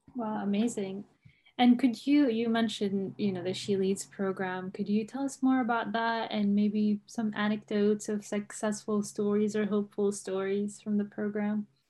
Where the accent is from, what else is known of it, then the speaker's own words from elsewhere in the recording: Umm al-Fahm, Haifa District, Israel; I grew up in Umm al-Faham